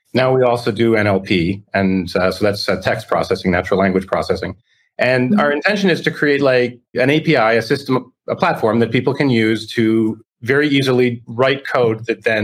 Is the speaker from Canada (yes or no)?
yes; Toronto, Ontario, Canada; moved away as an adult; now in Florida, United States; I'm originally from Toronto, Canada